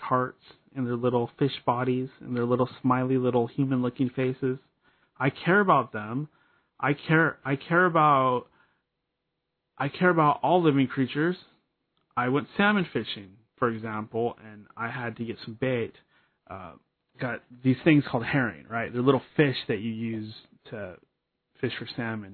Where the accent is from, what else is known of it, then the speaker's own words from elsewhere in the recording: Seattle, Washington, United States; a local boy. I always talk about, hey, I'm from the Pacific Northwest. I'm from the Puget Sound. I'm from Seattle